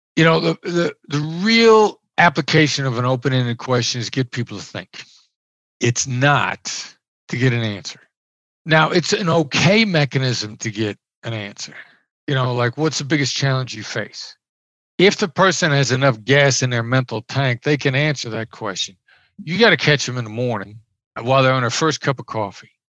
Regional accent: Iowa, United States; moved away; I grew up in Iowa. I'm a small town Iowa boy

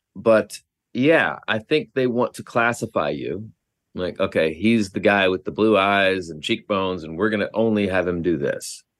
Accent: Oklahoma, United States; I grew up in Oklahoma

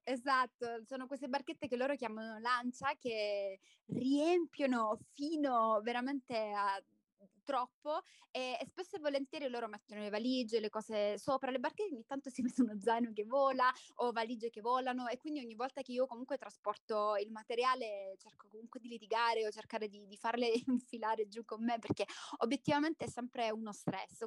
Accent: Salento, Apulia, Italy; moved away as an adult; now in Guatemala; sono salentina, sono nata in Salento

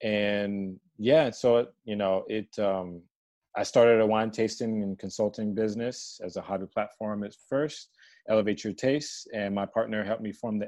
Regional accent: Maryland, United States; now in Odenton, United States; So I was born in D.C.

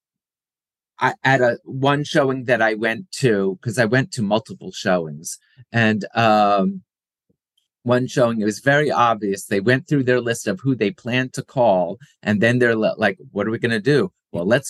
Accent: Philadelphia, Pennsylvania, United States; my hometown, Philadelphia

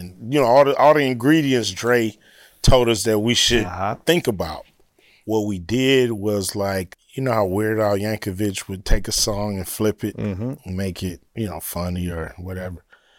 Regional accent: Los Angeles, California, United States; I'm from LA. They from Compton. Uh-huh. I'm from South Central.

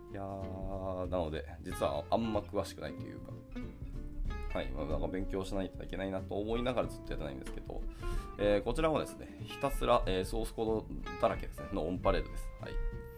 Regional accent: Hiroshima, Japan; 僕の地元広島

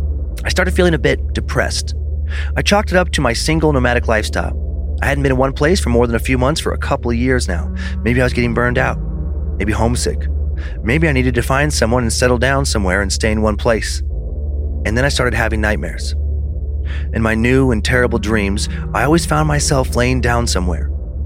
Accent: Michigan, United States; I'm from Northern Michigan, and I was full of energy and joy when I got there.

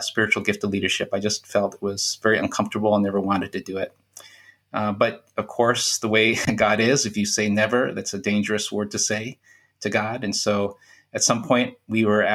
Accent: United States; moved away as an adult; also born or lived in Central Asia; I grew up in America

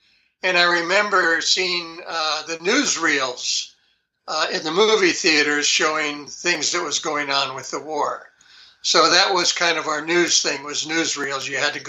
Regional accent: New York City, New York, United States; born there; This would be way back when I was born in New York City, and I was probably maybe, I'm thinking, 5 or 6 years old

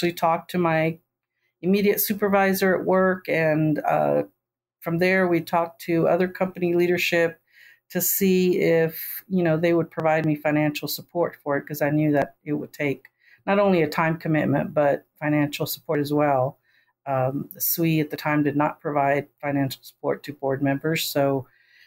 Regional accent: Texas, United States; I'm from Texas

